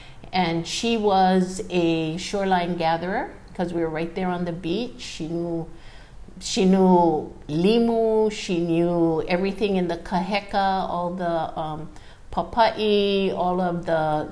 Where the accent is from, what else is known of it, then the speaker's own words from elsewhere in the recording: Honolulu, Hawaii, United States; also born or lived in Waiehu, Maui, Hawaii; I was born in Honolulu